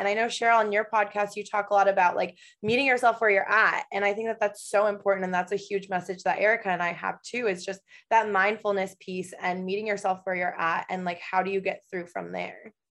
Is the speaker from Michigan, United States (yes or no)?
yes; Michigan, United States; moved away as an adult; also born or lived in Los Angeles; now in Portland, Oregon, United States; I am originally from Michigan